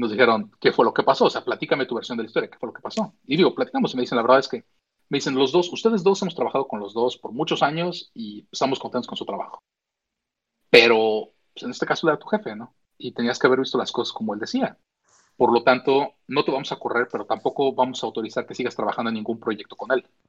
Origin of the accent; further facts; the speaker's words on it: Mexico; now in United States; yo crecí en México, nací en México